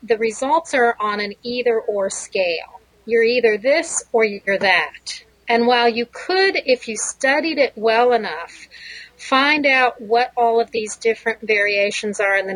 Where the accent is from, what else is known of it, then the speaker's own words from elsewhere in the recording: United States; moved away as an adult; also born or lived in Connecticut / Ohio / Israel; now in Michigan, United States; I grew up in Connecticut and Ohio